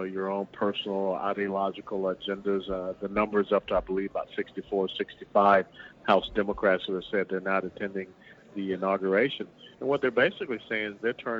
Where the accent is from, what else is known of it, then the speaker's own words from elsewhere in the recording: Atlanta, Georgia, United States; the district that I grew up in Atlanta, Georgia